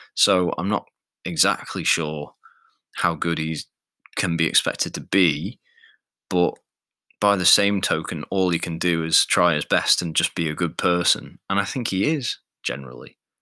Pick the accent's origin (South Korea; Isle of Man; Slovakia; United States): Isle of Man; I'm not strictly English. I'm I'm Manx. I'm from the Isle of Man